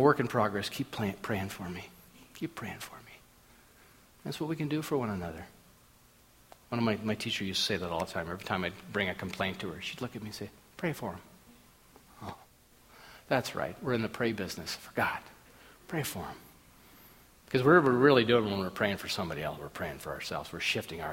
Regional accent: Minnesota, United States; moved away; I grew up in Minnesota

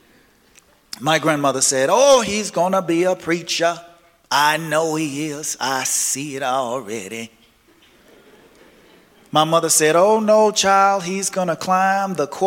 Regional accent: Nashville, Tennessee, United States; I was born and raised in the South, in Nashville, Tennessee

